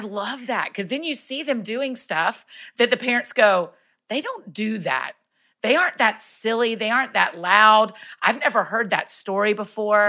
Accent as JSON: {"language": "English", "town": "Kennesaw", "region": "Georgia", "country": "United States", "tie": "born or raised there", "also_born_or_lived": "Athens, Georgia", "said": "moved back to my hometown of Kennesaw, Marietta, Georgia"}